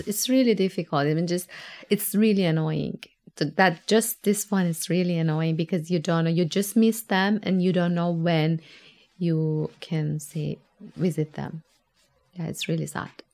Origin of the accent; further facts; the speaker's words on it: Tehran, Tehran Province, Iran; moved away as an adult; now in Tasmania, Australia; I come from Tehran. Tehran is a massive compact city